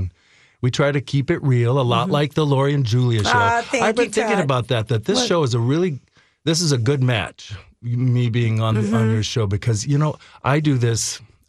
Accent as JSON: {"language": "English", "town": "Mankato", "region": "Minnesota", "country": "United States", "tie": "born or raised there", "also_born_or_lived": "Hawaii", "said": "Well, I grew up in Mankato, Minnesota."}